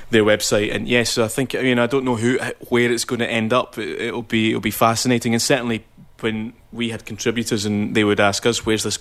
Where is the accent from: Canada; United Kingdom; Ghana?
Ghana; I'm from the Commonwealth country of Ghana.